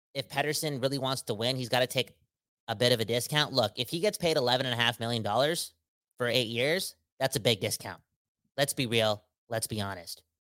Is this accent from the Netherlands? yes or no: no; Surrey, British Columbia, Canada; I'm from Surrey